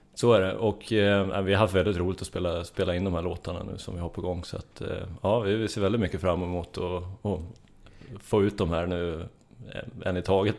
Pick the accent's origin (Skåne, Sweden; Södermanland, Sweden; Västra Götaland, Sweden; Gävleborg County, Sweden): Södermanland, Sweden; Strängnäs; now in Stockholm, Sweden; Jag är från Sörmland. Strängnäs kommer jag ifrån